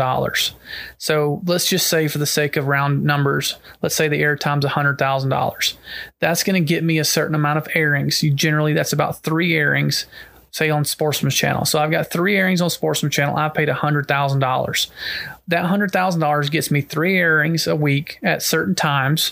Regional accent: Georgia, United States; my home state, I was born and raised here

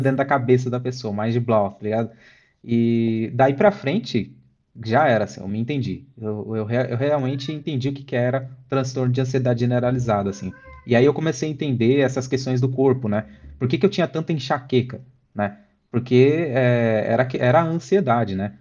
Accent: São Bernardo do Campo, São Paulo, Brazil; lá em São Bernardo, de onde eu sou

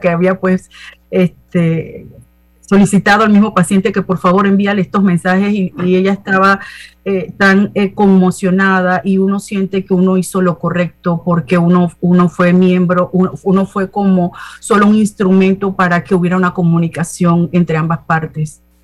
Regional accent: Panama City, Panama; me crié en Ciudad Radial, tuve la oportunidad y la bendición de haber nacido en Panamá

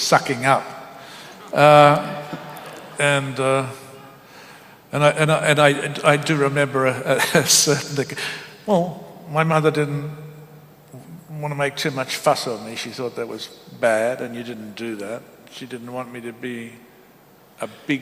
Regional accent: Bacchus Marsh, Victoria, Australia; moved away as an adult; also born or lived in Melbourne / Sydney; now in New York, United States; I grew up in Bacchus Marsh, where Melbourne was the big city

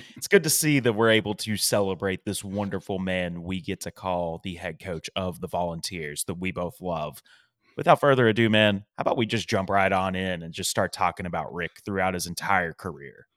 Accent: East Tennessee, United States; moved away as an adult; now in Nashville, United States; I grew up in East Tennessee

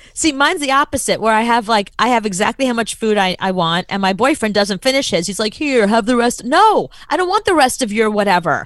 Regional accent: United States; being an American

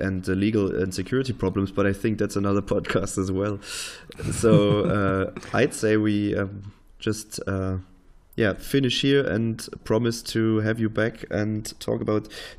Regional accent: Dresden, Saxony, Germany; I was born in Dresden

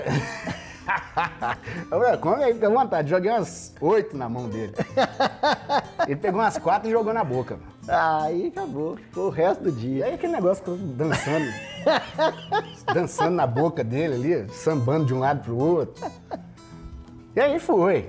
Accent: Viçosa, Brazil; Viçosa, minha terra natal

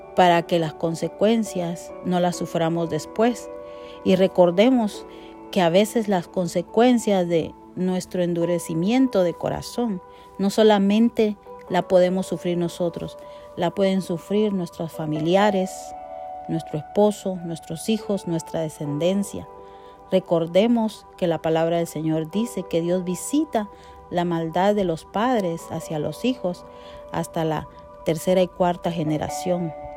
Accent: Guatemala; como decimos en mi país, Guatemala

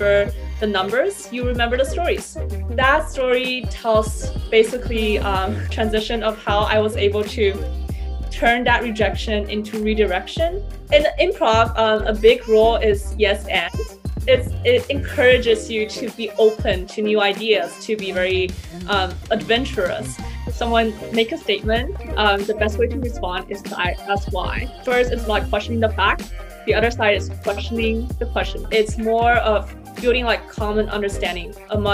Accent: Shenzhen, Guangdong, China; moved away; also born or lived in Canada; I was born and raised in the Silicon Valley of China, which is a city called Shenzhen.

